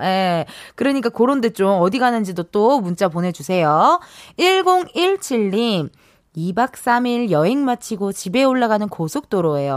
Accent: Incheon, South Korea; 제가 인천 사람이잖아요.

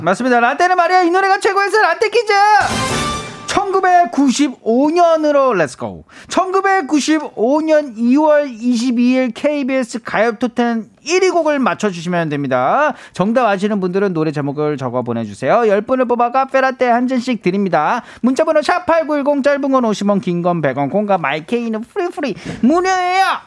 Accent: South Korea; 한국에서 왔다

